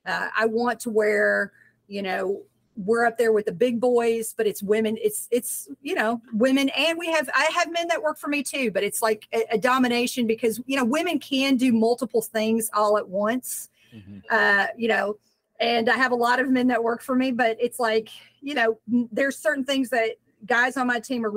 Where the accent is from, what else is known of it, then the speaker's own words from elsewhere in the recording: Southern United States, United States; I mean, I'm from the South.